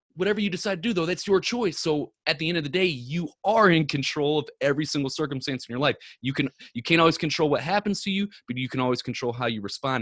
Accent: Ferguson, Missouri, United States; I'm born, not born and raised, but I grew up in Ferguson since I was seven years old

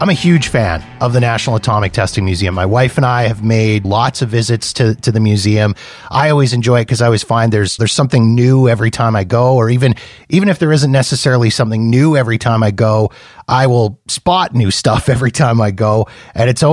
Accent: Canada; as a Canadian

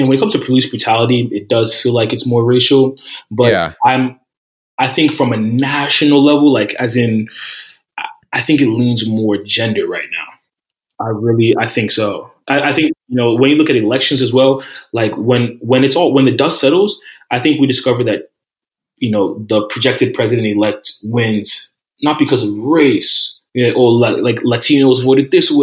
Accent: New Jersey, United States; I'm from Jersey

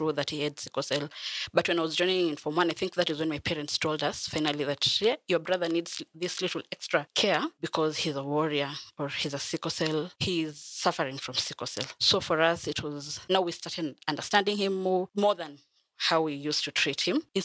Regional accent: Bungoma, Bungoma County, Kenya; also born or lived in Kakamega; I was born in Kakamega, but I was raised in Bungoma

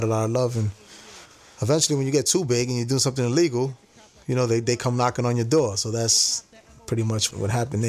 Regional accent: New York City, New York, United States; I was born and raised in the Lower East Side of Manhattan.

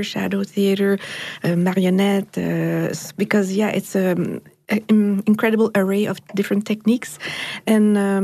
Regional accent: Montreal, Quebec, Canada; I come from Montreal in Canada

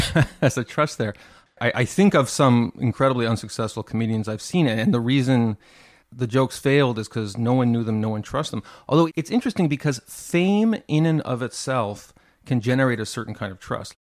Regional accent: Montreal, Quebec, Canada; I grew up in Montreal

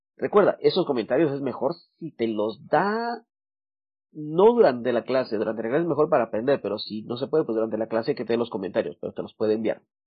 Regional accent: Guatemala; Yo soy de Guatemala. En Guatemala tenemos expresiones como cabal, chilero, eh, ya vas, usamos mucho el vos

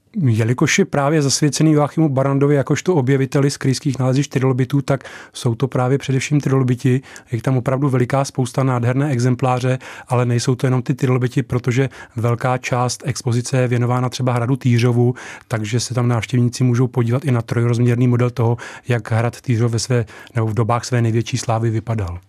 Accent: Slabce, Central Bohemian Region, Czechia; Já sám jsem samozřejmě z Rakovnicka, eh, z jihu okresu, eh, z vesnice, která se jmenuje Slabce

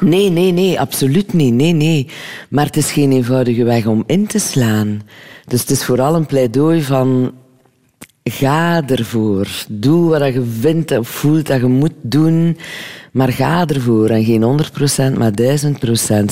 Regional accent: Lochristi, Flanders, Belgium; Dus ik ben van Locristi

